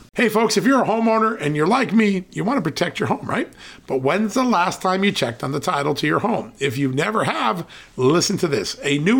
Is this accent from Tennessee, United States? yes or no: no; Virginia, United States; Joining us right now from my home state, the great state of Virginia, Congressman Ben Cline.